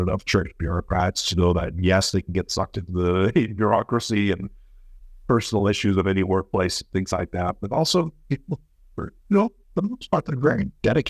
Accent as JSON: {"language": "English", "region": "Colorado", "country": "United States", "tie": "born or raised there", "moved": "as an adult", "said": "I grew up in Colorado from when I was 10 to when I went off to Hawaii. And so, you know, it was typical sort of suburban, worn out West."}